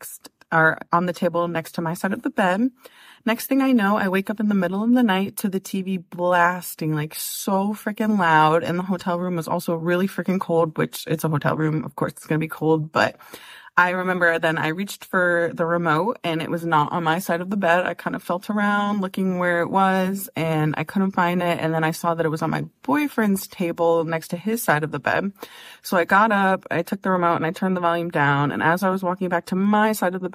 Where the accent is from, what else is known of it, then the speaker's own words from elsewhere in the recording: Ohio, United States; We're from Ohio